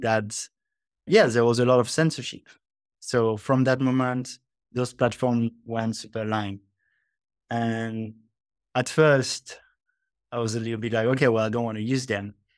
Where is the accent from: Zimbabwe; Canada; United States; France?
France; moved away as an adult; also born or lived in Australia; now in Bali, Indonesia; I grew up in France in a pretty athe-, atheist con-